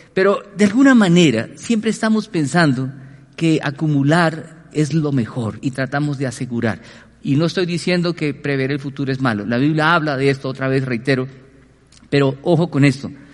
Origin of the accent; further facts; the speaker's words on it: Colombia; como colombianos